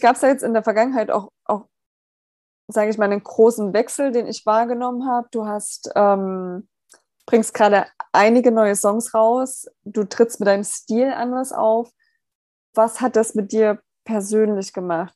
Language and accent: German; Germany; wir als Deutsche